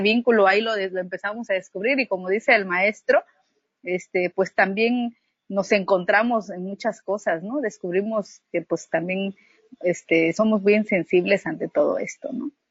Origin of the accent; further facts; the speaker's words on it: Unión Hidalgo, Oaxaca, Mexico; yo soy originaria de Unión Hidalgo, de origen zapoteca